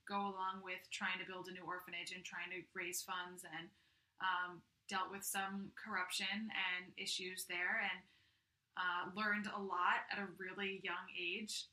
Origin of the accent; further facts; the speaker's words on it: Simsbury, Connecticut, United States; also born or lived in Staten Island, New York; I grew up in Connecticut. I grew up in Simsbury, which is in the northwestern part